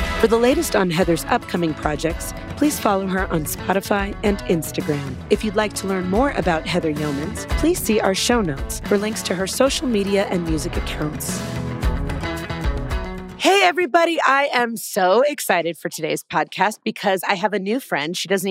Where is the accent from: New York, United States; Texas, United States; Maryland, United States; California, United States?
California, United States; Southern; now in Arizona, United States; I'm in Arizona, but I grew up in Southern California as well.